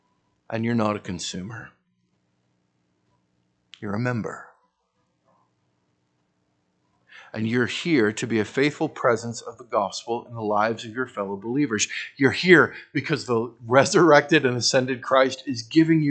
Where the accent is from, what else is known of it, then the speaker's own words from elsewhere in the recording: United States; I hated being an American